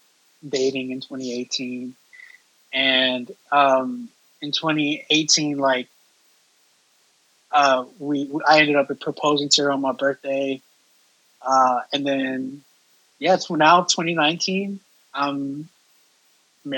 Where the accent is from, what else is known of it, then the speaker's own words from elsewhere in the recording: Texas, United States; I'm from Texas.